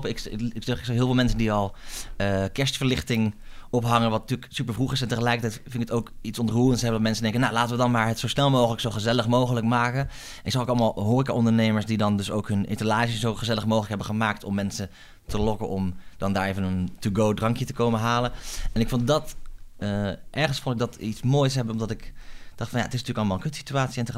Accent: Groningen, Netherlands; now in Amsterdam, Netherlands; Ik kom uit Groningen van origine. Daar ben ik sinds opgegroeid.

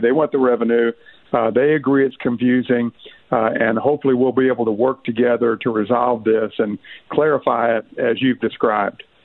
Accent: Northeast Arkansas, United States; I'm from Northeast Arkansas

